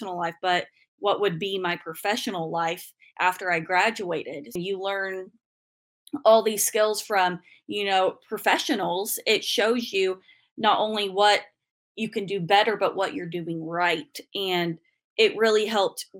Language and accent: English; Ingalls, Kansas, United States; I'm from Western Kansas originally, from the tiny town of Ingalls.